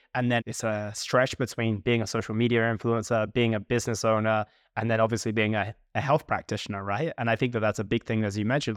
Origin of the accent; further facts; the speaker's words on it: United Kingdom; we're both British